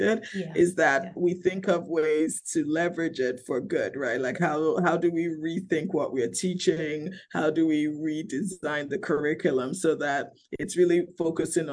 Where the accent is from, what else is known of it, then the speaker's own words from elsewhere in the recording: Nigeria; my home country